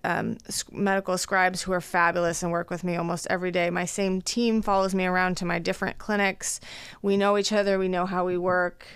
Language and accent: English; Fort Collins, Colorado, United States; moved away as an adult; also born or lived in Los Angeles, California / Boston, Massachusetts; now in Omaha, United States; I am originally from Colorado, born and raised in Fort Collins, Colorado.